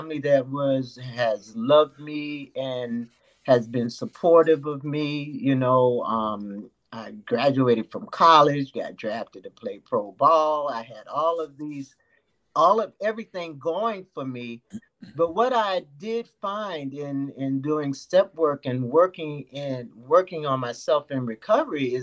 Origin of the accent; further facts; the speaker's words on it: New York, United States; also born or lived in Jacksonville, Florida; now in Florida, United States; I was born and raised in New York, but moved to the South because my parents were originally from the South